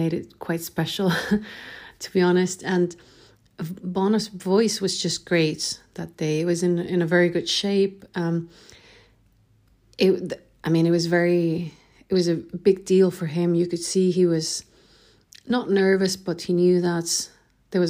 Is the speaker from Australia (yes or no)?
no; Chile; now in Sweden; I'm originally from Chile, but I live in Sweden